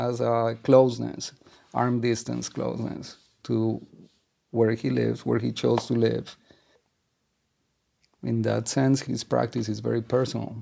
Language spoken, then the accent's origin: English; Colombia; moved away as an adult; now in New York, United States; I come from Colombia. I arrived in New York in 1989.